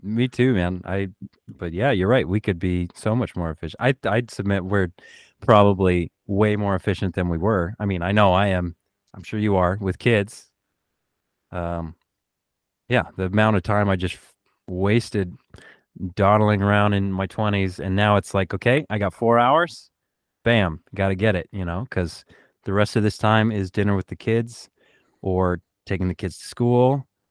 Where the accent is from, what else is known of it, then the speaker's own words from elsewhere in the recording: Oregon, United States; now in Los Angeles, United States; I grew up in Oregon